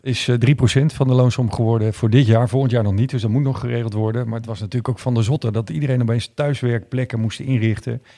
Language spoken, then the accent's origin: Dutch; Groningen, Netherlands; ik ben geboren in Groningen.